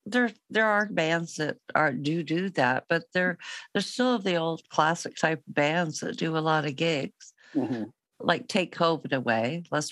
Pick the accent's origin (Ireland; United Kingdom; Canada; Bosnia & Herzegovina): Canada; Toronto, Ontario; moved away as an adult; I was born in Toronto and I lived there for over 30 years.